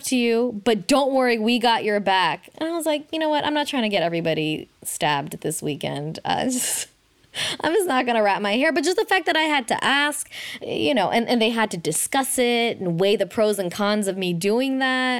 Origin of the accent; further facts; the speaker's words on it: Oakland, California, United States; growing up in Oakland